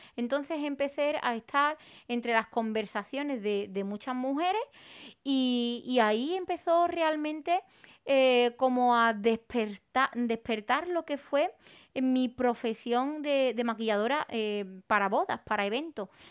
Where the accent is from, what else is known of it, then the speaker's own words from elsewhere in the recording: Arahal, Andalusia, Spain; yo para crecer en Araal en mi pueblo